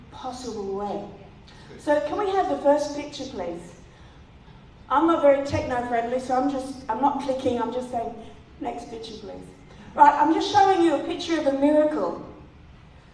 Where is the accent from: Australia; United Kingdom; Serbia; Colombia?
Australia; South Australia; moved away; I'm from the west of the state where Fred and Margaret Clifton come from. They're from my hometown